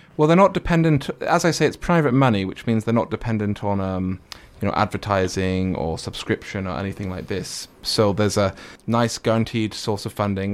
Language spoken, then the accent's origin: English; Manchester, North West England, United Kingdom; now in China; I drink with him whenever I go back, 'cause that's my hometown